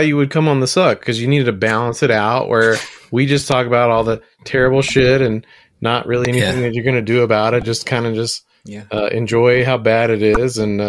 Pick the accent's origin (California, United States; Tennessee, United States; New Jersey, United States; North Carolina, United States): Tennessee, United States; Memphis; moved away; when I grew up in Memphis.